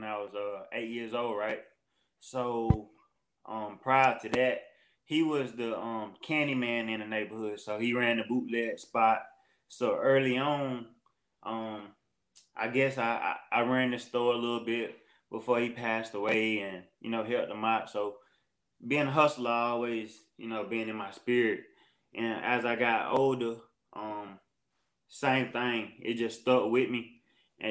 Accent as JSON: {"language": "English", "town": "Augusta", "region": "Georgia", "country": "United States", "tie": "born or raised there", "said": "I'm from Augusta, Georgia. I grew up here my whole life."}